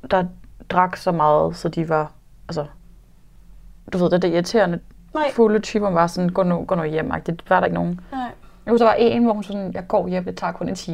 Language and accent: Danish; Nykøbing Falster, Zealand, Denmark; now in Copenhagen, Denmark; jeg kommer fra Falster